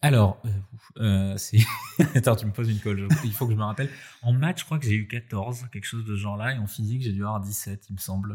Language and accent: French; Nice, Provence-Alpes-Côte d'Azur, France; je suis niçois, donc effectivement, la French Riviera, en tout cas la baie des Anges, que j'ai pu pratiquer étant vraiment très jeune